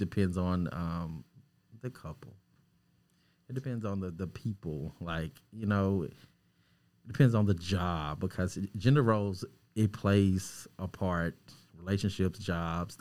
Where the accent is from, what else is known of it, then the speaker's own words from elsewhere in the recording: Arkansas, United States; I am a filmmaker from Arkansas